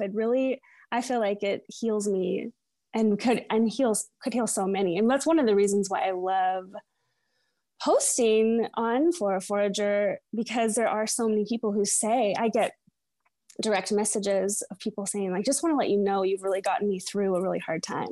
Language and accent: English; Edmonds, Washington, United States; also born or lived in Seattle; I was born in Seattle. I still live in Seattle. Um, but I was raised, um, in Edmonds, it's a little seatown about thirty minutes north of Seattle